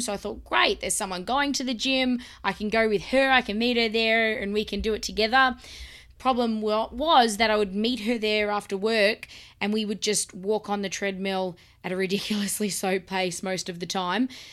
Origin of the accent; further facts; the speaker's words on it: Melbourne, Victoria, Australia; I was born in Melbourne, Australia, where I live now, where we live now, and I've lived here all my life.